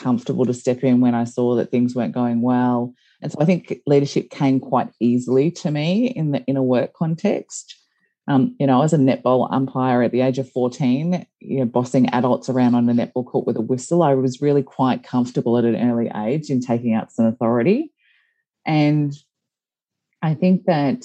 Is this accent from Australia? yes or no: yes; Geelong, Victoria, Australia; I grew up in Geelong